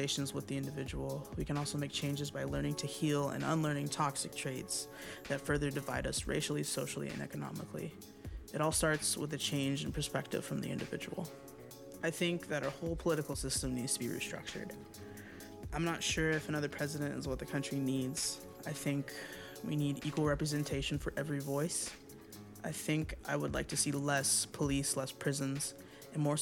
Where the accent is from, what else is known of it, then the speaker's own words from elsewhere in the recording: Plano, Texas, United States; also born or lived in Washington, D.C. / New York City; I was born in Washington, D.C. I currently live in Plano, Texas, and I am a musician, songwriter, and producer. I grew up in Plano, Texas, in Dallas